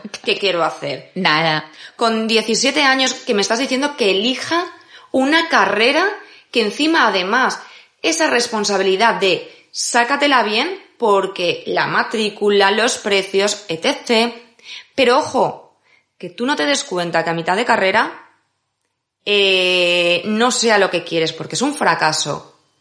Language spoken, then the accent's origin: Spanish; Valencia, Valencian Community, Spain; moved away as an adult; now in Madrid, Spain; soy de Valencia, vine a vivir a Madrid para seguir estudiando